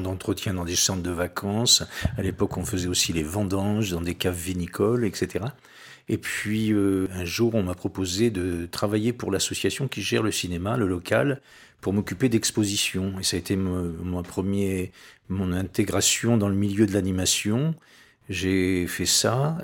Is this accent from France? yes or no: yes; Saint-Pierre-d'Oléron, Nouvelle-Aquitaine, France; also born or lived in La Rochelle; je suis né ici, hein, je suis natif de Saint-Pierre